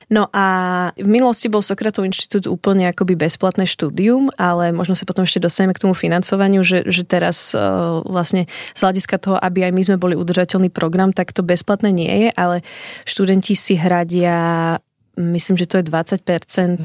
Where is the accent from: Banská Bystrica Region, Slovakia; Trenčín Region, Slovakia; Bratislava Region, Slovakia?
Bratislava Region, Slovakia; Bratislava; also born or lived in Šaštín, Záhorie / Brno; now in Šaštín-Stráže, Slovakia; narodila som sa v Bratislave a v súčasnosti žijem v Šaštine na záhory malom mestečku